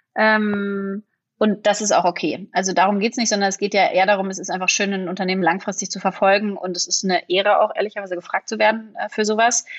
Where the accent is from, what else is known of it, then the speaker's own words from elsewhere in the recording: Berlin, Germany; ich bin Berlinerin